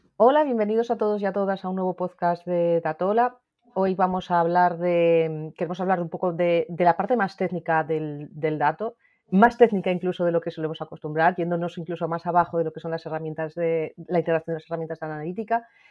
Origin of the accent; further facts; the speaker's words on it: Asturias, Spain; yo soy de Asturias